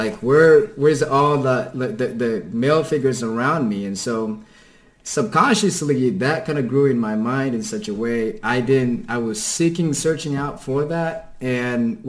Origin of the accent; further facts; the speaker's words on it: Kenya; first language Kikuyu; English is a second language; moved away as an adult; now in United States; So my native language is Kikuyu, which is the most dominant tribe in Kenya